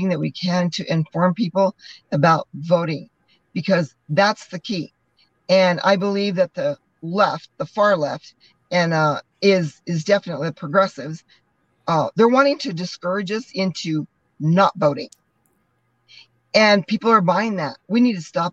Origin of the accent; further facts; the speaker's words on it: Cuba, New Mexico, United States; I'm born and raised in Cuba, New Mexico.